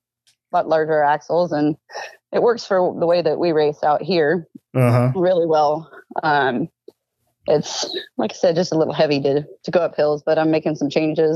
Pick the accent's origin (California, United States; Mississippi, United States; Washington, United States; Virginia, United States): Washington, United States; La Center; I'm from La Center, Washington